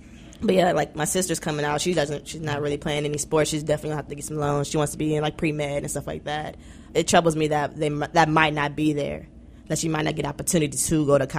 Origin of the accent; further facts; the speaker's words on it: United States; as an American